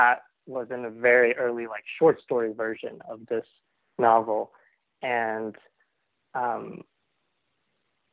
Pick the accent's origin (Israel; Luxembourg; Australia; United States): United States; Plano, Texas; who I grew up with in Plano